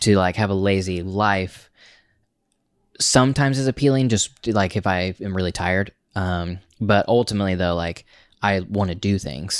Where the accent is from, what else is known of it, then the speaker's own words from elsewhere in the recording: Oklahoma, United States; moved away as an adult; also born or lived in Tulsa; now in New York, United States; we're from Oklahoma